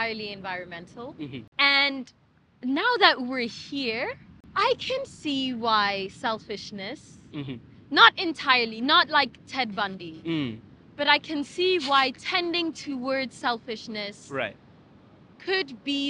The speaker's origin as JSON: {"language": "English", "country": "South Africa", "tie": "born or raised there", "said": "I'm South African, and I was born in and am part of a culture that exists in one of the most abundant climates in the world."}